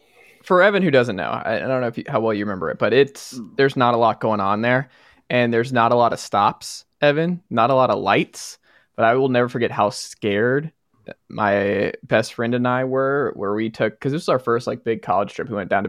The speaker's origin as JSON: {"language": "English", "town": "Stone Mountain", "region": "Georgia", "country": "United States", "tie": "born or raised there", "also_born_or_lived": "Atlanta", "said": "I grew up in Stone Mountain."}